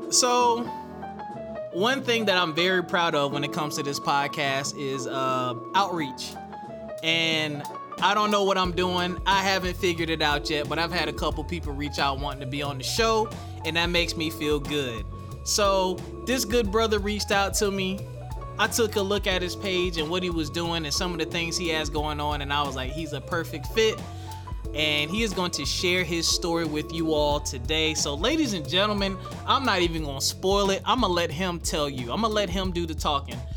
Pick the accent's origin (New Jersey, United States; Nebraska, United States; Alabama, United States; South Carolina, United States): South Carolina, United States; Spartanburg